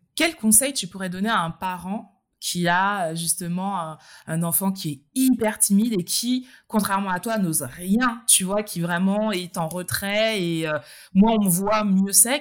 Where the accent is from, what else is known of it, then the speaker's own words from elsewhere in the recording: Martinique; en Martinique, d'où nous sommes toutes les deux originaires